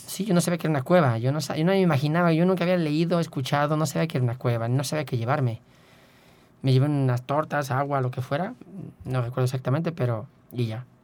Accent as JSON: {"language": "Spanish", "region": "Querétaro", "country": "Mexico", "moved": "yes", "said": "yo soy de Querétaro y, en ese entonces yo estaba por allá"}